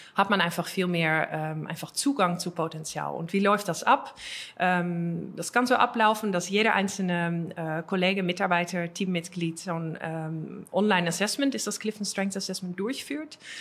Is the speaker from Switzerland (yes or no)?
no; Netherlands; accent: Dutch; German is a second language; moved away as an adult; now in Germany; holländisches Akzent. Also ich, bin, ich, bin, Holländerin